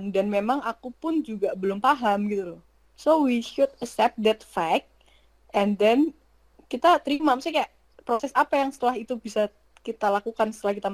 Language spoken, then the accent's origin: Indonesian; Indonesia; now in Japan; uh, sebenarnya kayak awalnya kan karena aku dari Indonesia mesti